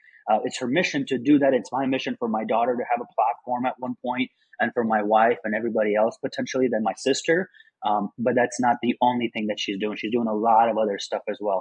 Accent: Afghanistan; moved away; I'm originally from Afghanistan.

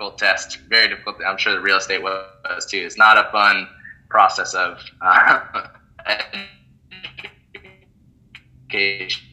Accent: Oregon, United States; moved away as an adult; also born or lived in Seattle, Washington; I grew up in Oregon

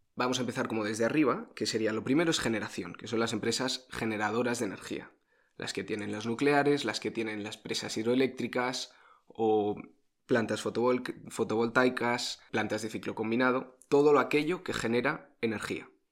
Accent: Spain; los españoles

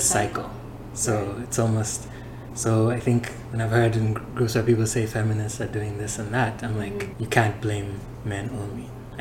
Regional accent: Uganda; I grew up in Africa, people in Uganda, so.

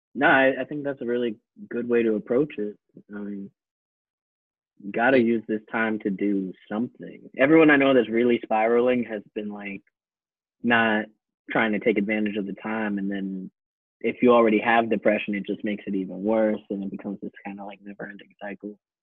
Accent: New York, United States; I'm from New York and I've just always lived here

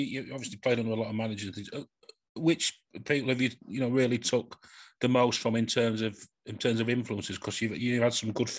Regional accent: Doncaster, Yorkshire and the Humber, United Kingdom; from one Doncaster lad to another.

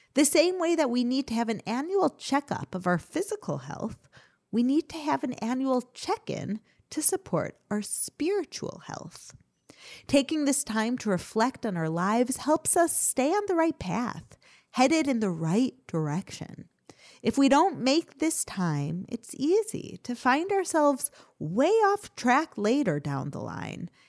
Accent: Chicago, Illinois, United States; I grew up in Chicago

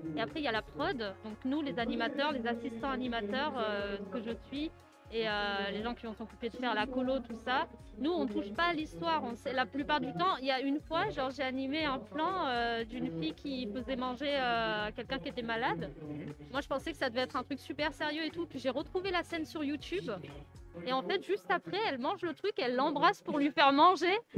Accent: France; moved away; also born or lived in Akita, Japan; en tant que Français

